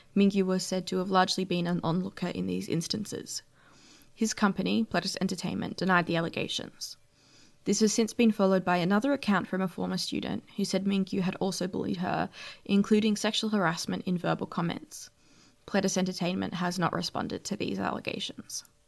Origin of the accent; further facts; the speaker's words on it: Australia; being an Australian fan